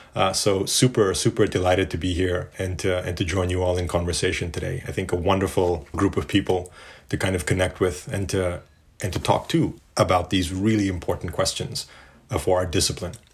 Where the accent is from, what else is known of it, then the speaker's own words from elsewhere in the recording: Johannesburg, Gauteng, South Africa; moved away; growing up in South Africa in Johannesburg